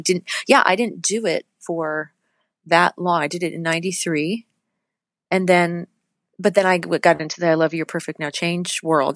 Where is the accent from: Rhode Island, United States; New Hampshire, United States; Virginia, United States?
New Hampshire, United States; Litchfield; also born or lived in Manchester, New Hampshire; I grew up in Litchfield, New Hampshire